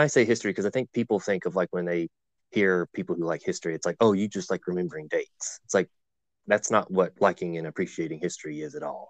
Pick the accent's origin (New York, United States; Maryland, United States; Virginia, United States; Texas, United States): Virginia, United States; Blue Ridge Mountains; growing up where I grew up, I am originally from Virginia in the Blue Ridge Mountains